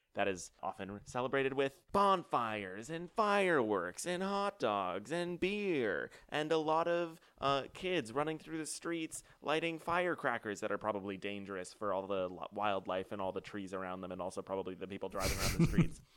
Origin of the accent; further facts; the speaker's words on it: United States; we're American